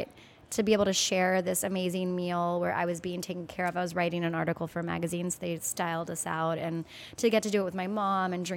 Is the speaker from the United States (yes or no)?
yes; Hawaii, United States; now in New York, United States; I'm from Hawaii, so I grew up eating a lot of like Asian food.